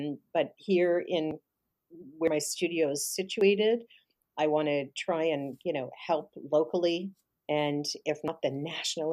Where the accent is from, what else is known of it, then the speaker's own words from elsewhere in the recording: Canada; I'm definitely Canadian. I'm proud to be Canadian